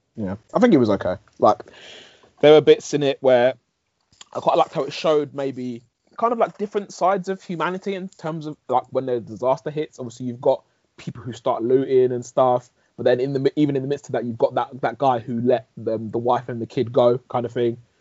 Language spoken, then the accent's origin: English; England, United Kingdom; I was born here, grown up here